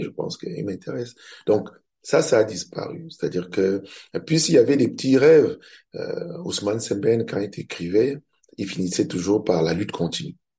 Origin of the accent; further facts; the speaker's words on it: Cameroon; Je suis camerounais, je suis réalisateur